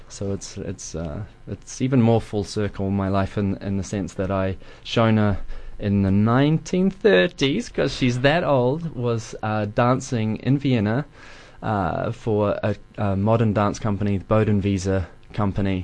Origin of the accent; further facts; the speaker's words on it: Dunedin, Otago, New Zealand; moved away as an adult; I wanted to move back to Dunedin